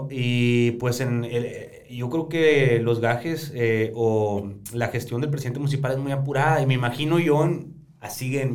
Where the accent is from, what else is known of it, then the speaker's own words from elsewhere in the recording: Baviácora, Sonora, Mexico; la gente de Baviácora, ¿no? El, cual ahí es, soy pues mi terruño.